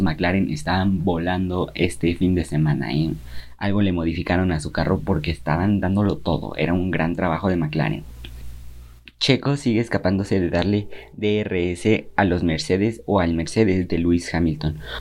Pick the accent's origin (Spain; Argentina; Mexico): Mexico; para mí como mexicano